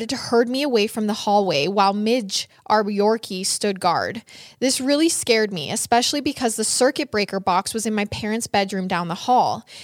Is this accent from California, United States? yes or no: no; Michigan, United States; Side Side note, I'm from Michigan, so by mid November, it's usually really cold and the conditions can be harsh.